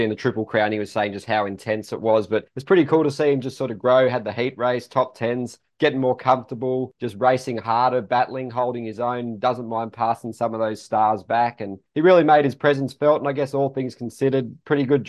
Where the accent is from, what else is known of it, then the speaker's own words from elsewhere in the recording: Australia; I'm Aussie